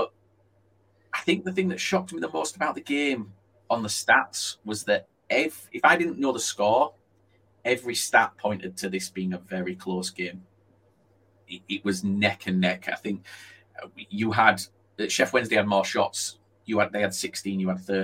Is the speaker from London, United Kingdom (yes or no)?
no; Yorkshire and the Humber, United Kingdom; I'm from Yorkshire